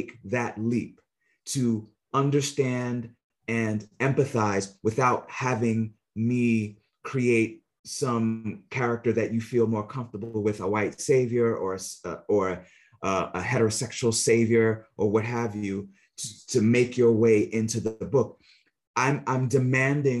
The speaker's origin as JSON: {"language": "English", "country": "United States", "tie": "born or raised there", "said": "a child growing up in the United States"}